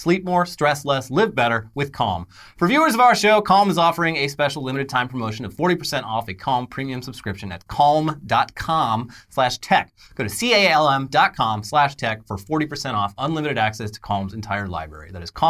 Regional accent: Orange County, California, United States; Yeah, like, growing up in Orange County, like, anytime someone tries to paint California with just, like, one big brush

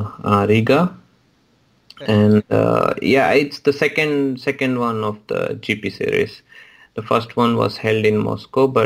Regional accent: Hyderabad, Telangana, India; moved away as an adult; now in Prague, Czech Republic; Of course I miss India. I'm from Hyderabad

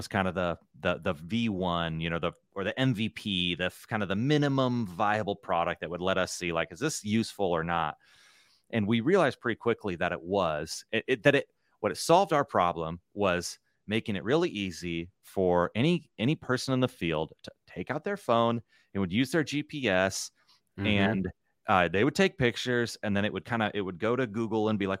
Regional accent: Nebraska, United States; No, I come from Nebraska. You know, it's in the middle.

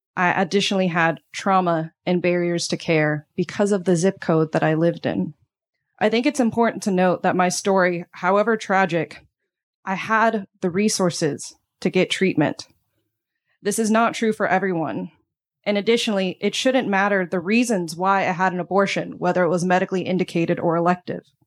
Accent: Texas, United States; moved away; I'm from Texas, a place that I used to be proud to call home

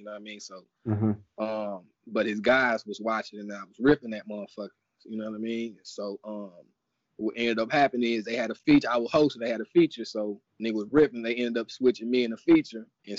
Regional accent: Austin, Texas, United States; Now I'm from Austin, so knowing everybody walking in that motherfucker.

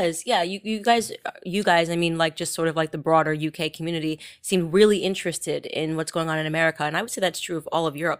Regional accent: Connecticut, United States; I'm from the coast. I'm, I grew up in Connecticut.

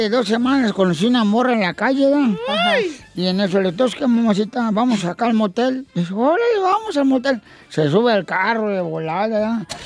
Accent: Zaguay, Michoacán, Mexico; Yo soy borracho, pero soy de Zaguay, Michoacán.

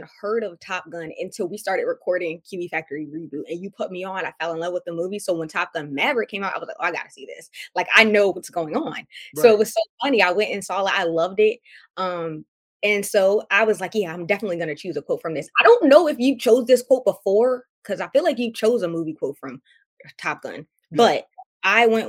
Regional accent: Maryland, United States; we're from Maryland

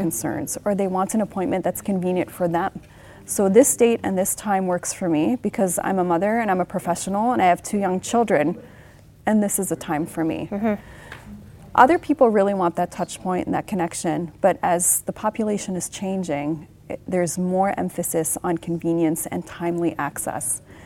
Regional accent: Lebanon; moved away; 10 year old me was growing up in the Lebanese Civil War

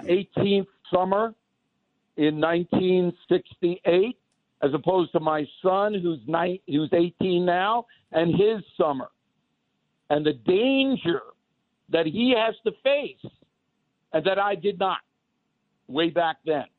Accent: United States; as an American

